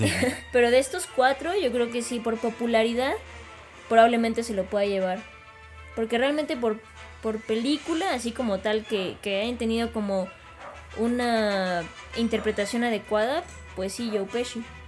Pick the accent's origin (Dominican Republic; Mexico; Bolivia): Mexico; nosotros como mexicanos